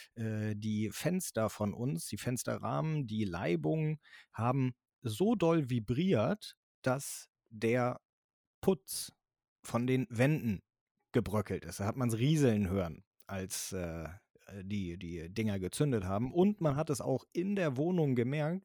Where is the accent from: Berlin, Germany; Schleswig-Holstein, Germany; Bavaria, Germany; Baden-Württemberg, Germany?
Schleswig-Holstein, Germany; hier bei uns in Schleswig-Holstein